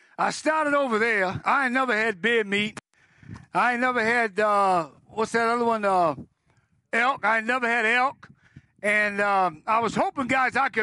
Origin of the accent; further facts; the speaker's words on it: Massachusetts, United States; moved away; I'm from Massachusetts